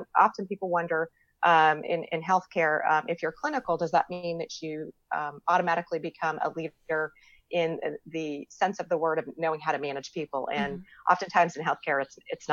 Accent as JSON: {"language": "English", "region": "Florida", "country": "United States", "accent": "Southern", "moved": "as an adult", "lives_now": "North Carolina, United States", "said": "I live in North Carolina. I'm from Florida, but I've been here for 17 years"}